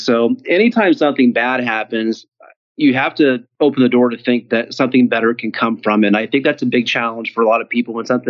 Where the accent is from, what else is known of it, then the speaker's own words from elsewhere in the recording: Ohio, United States; I grew up in Ohio.